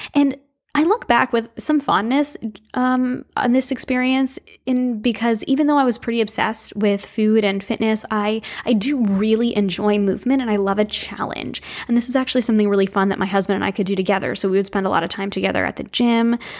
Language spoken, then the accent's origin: English; New England, United States; I grew up in New England right on the water